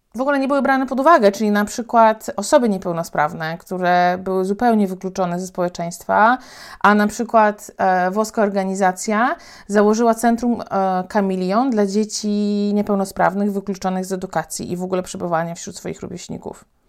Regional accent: Poland; also born or lived in Thailand; Ja powiedziałam, że z Polski

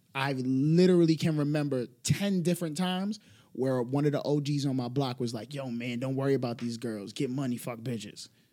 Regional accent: New York City, New York, United States; I'm a product of the Bronx

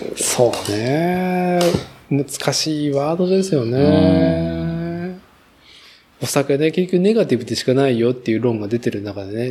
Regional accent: Nagoya, Aichi, Japan; 名古屋住まい、名古屋生まれ、名古屋育ちで、

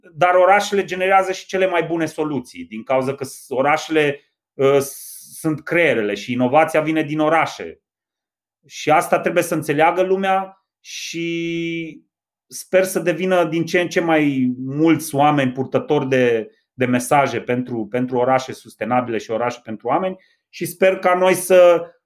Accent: Reșița, Caraș-Severin County, Romania; orașul meu natal

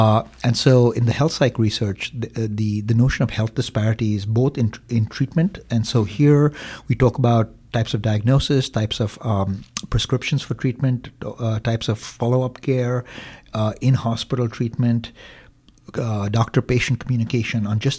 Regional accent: Green Bay, Wisconsin, United States; Well, I'm from Green Bay.

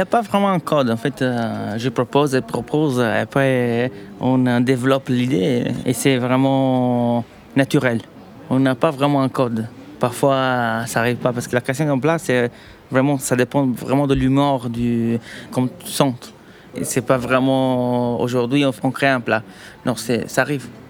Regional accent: Italy; French is a second language; moved away as an adult; now in Paris, France; notre pays

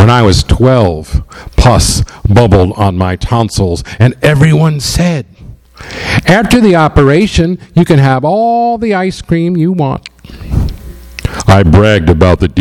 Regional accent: New York City, New York, United States; now in Amherst, United States; I am from the East New York section of Brooklyn. I grew up there in the Linden Projects

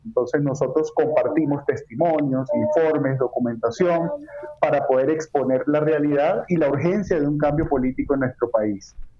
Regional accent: Venezuela; now in Colombia; venezolanos, que a pesar de que estamos fuera de nuestro país

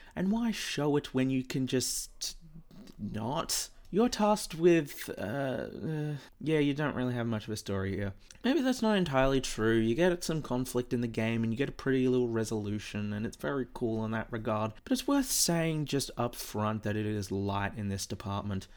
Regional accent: Australia; I'm an Aussie

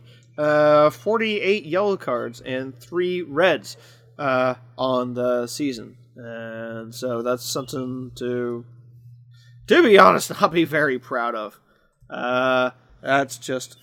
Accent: Midwest, United States; two guys from the Midwest

